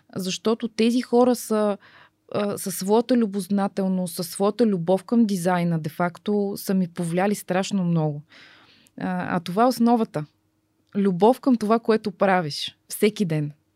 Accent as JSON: {"language": "Bulgarian", "country": "Bulgaria", "said": "обичам тази държава, обичам хората, обичам планините, обичам всичките недостатъци, които, които имаме ние българите"}